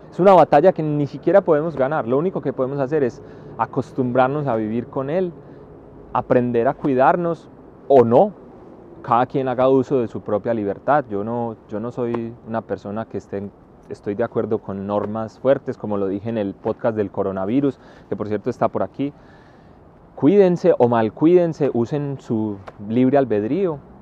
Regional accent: Paisa region, Antioquia, Colombia; moved away as an adult; also born or lived in China; un paisa que salió al extranjero y que lleva muchos años viviendo en él

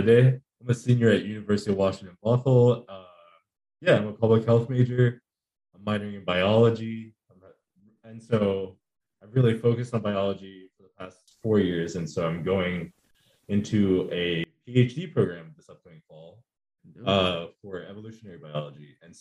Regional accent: Nigeria; also born or lived in United States; I'm also Nigerian. And so fun story, I guess, is that I was born in, so my parents are from Nigeria, mm-hmm. obviously.

